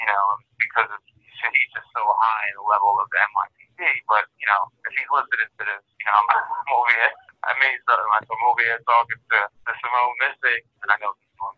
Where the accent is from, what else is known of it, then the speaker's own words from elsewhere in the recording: New York City, New York, United States; I grew up before Manhattan, I grew up in Brooklyn